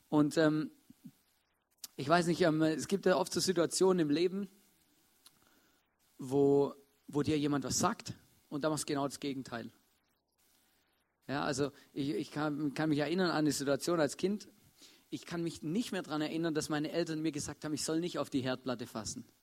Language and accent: German; Swabia, Germany; Ähm, ich bin ein Schwabe, für die es nicht wissen. Und ähm, bei uns ist Hausbauen was relativ Normales.